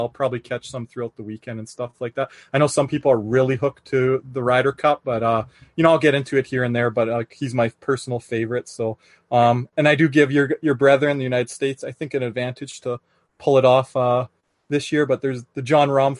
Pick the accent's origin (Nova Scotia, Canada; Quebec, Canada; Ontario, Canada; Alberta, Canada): Alberta, Canada; Calgary; I'm from Calgary, Alberta, Canada, born and raised.